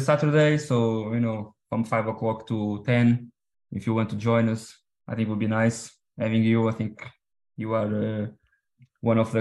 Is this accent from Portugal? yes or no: yes; Portugal; English is a second language; we are from Portugal, I'm Portuguese